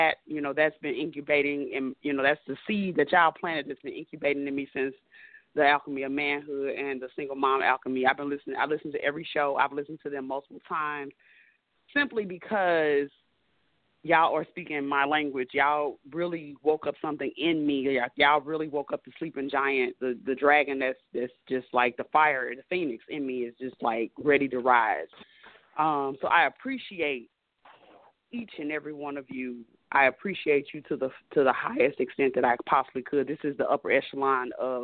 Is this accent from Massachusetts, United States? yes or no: no; St. Louis, Missouri, United States; now in Atlanta, United States; I'm from St. Louis, but I live in ATL